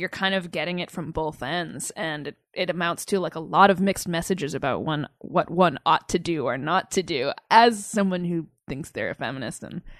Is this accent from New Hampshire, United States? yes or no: yes; Southern New Hampshire, United States; now in New York, United States; I grew up in southern New Hampshire, so not too far away.